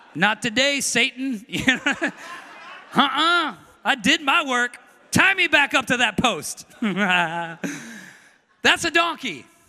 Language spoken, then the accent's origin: English; United States; I'm an American.